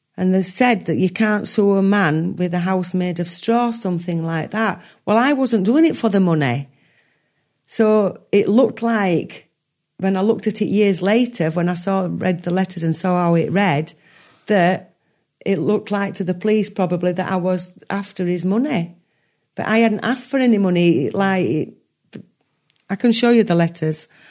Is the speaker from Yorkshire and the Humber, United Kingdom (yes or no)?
yes; Yorkshire and the Humber, United Kingdom; I'm a Yorkshire lass.